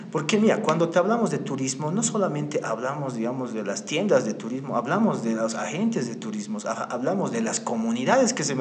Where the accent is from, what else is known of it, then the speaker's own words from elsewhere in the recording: Bolivia; al estar nosotros como bolivianos